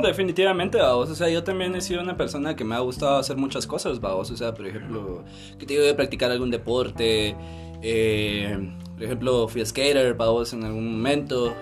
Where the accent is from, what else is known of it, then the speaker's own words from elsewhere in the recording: Mixco, Guatemala Department, Guatemala; Soy de Misco.